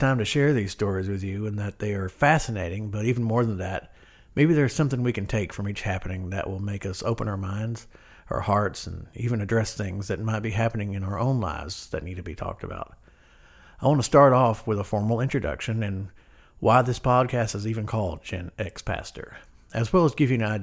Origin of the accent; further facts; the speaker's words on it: Cooter, Missouri, United States; also born or lived in Waukegan, Illinois / Zion, Illinois; we would move to a small southeastern Missouri town on the border of Arkansas called Cooter. Yes, Cooter. I went to Cooter High School